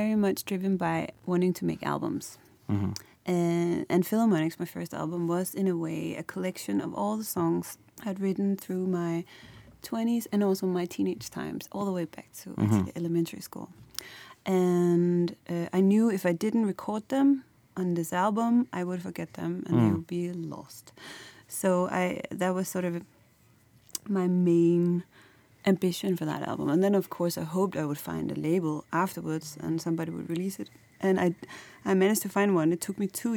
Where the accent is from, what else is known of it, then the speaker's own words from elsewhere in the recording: Copenhagen, Capital Region of Denmark, Denmark; moved away as an adult; now in Berlin, Germany; I'm based in Berlin, but I'm from Copenhagen in Denmark